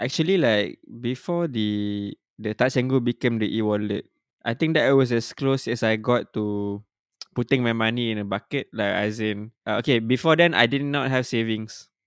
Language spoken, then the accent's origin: English; Malaysia; as a Malaysian